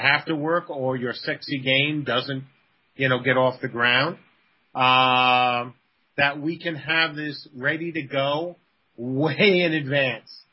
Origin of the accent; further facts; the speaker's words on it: New York City, New York, United States; moved away as an adult; now in Virginia, United States; I'm from the Bronx.